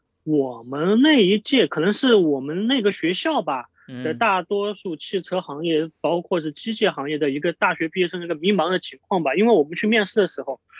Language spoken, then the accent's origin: Chinese; Sichuan, China; also born or lived in Chongqing; 我是四川人，结果我考到了重庆，